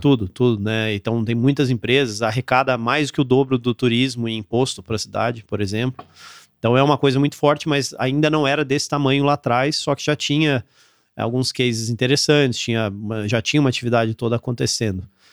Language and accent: Portuguese; interior of São Paulo, Brazil; moved away as an adult; also born or lived in São José dos Campos / Campinas / Aparecida / Florianópolis, Santa Catarina; eu sou daqui do interior de São Paulo, então morei aqui minha vida toda. Eu nasci em São José dos Campos, morei em Campinas e morei em Aparecida